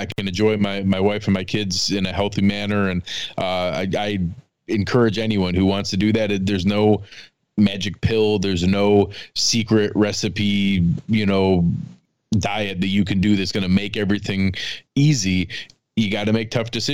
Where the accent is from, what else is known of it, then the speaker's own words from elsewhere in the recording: western New York, United States; moved away as an adult; also born or lived in Cleveland; But grew up in western New York.